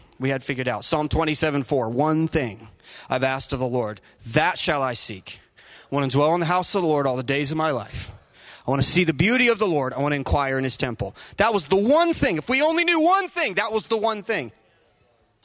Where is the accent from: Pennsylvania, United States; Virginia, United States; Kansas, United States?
Virginia, United States; I'm from Virginia